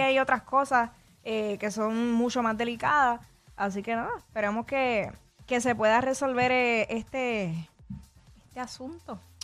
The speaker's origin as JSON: {"language": "Spanish", "country": "Puerto Rico", "said": "a nosotros los boricuas se nos pega el acento en tres segundos"}